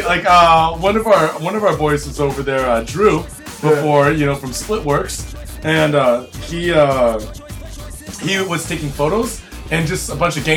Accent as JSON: {"language": "English", "town": "Seattle", "region": "Washington", "country": "United States", "moved": "yes", "lives_now": "Japan", "said": "I'm from Seattle. I'm right down the road from you. I'm from Seattle"}